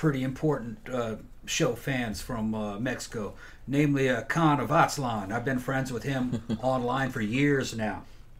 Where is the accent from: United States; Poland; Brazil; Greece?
Brazil; Growing up in Brazil, it seeped into me.